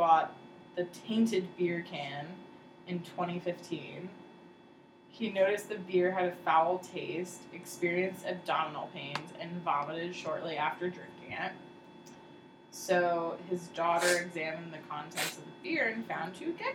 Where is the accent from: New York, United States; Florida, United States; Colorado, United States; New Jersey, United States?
New Jersey, United States; we grew up in Jersey